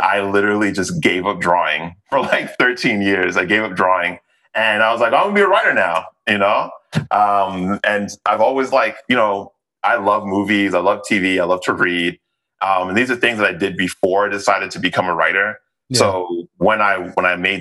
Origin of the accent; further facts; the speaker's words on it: New York, United States; moved away as an adult; now in Los Angeles, United States; I'm from the South Bronx